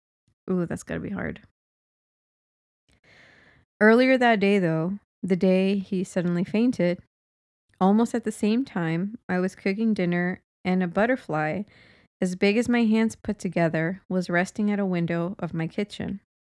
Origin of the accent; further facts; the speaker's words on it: Philippines; now in Singapore; And I'm working as a house help here in Singapore. I'm originally from Philippines.